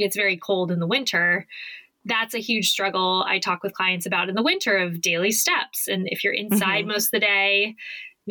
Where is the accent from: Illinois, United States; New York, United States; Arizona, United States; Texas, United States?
Arizona, United States; Phoenix; I grew up in Phoenix.